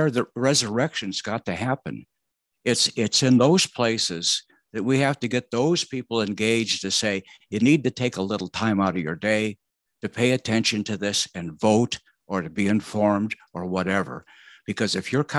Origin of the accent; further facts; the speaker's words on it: Mesa, Arizona, United States; I grew up in Mesa, Arizona, small town, about 18,000 people.